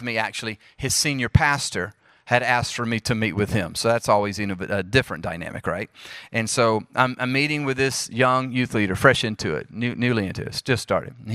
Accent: Jackson, Mississippi, United States; accent: southern; moved away as an adult; also born or lived in Charlotte, North Carolina / Springfield, Missouri; now in Oklahoma City, United States; I'm from Jackson, Mississippi, before moving to Charlotte, North Carolina, before moving to Springfield, Missouri, and now I live in Oklahoma City

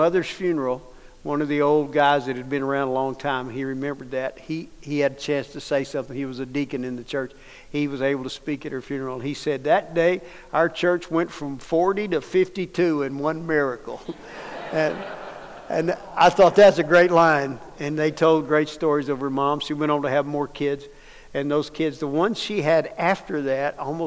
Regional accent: Dallas, Texas, United States; I grew up in Dallas

